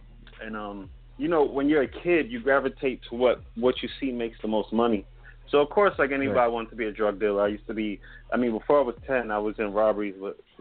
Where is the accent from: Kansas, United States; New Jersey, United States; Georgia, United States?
New Jersey, United States; East Orange; also born or lived in Newark, New Jersey; I was born in Newark, New Jersey. But I was, grew up in East Orange, New Jersey